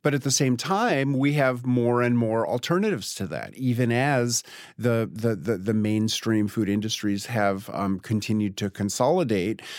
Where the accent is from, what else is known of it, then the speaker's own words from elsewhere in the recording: New York, United States; now in Tennessee, United States; grew up on the Upper West Side